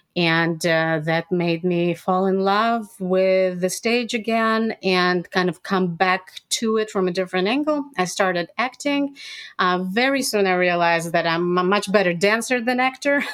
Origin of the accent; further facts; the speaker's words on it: Odesa, Odesa Oblast, Ukraine; moved away; also born or lived in Israel; I was born and raised in USSR uh, which is now Ukraine